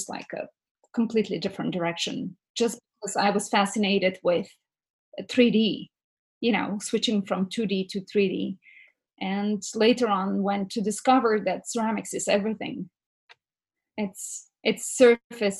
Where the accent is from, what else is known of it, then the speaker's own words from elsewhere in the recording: Bulgaria; English is a second language; moved away as an adult; now in United States; I'm originally from Bulgaria